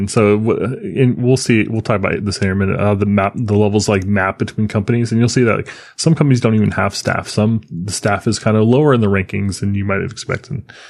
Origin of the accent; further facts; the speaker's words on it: Florida, United States; Look, I grew up in Florida. You know, things are a little different here.